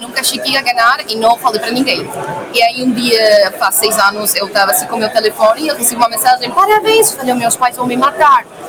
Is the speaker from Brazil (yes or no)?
no; Argentina; Portuguese is a second language; moved away as an adult; now in Lisbon, Portugal; eu sou da Argentina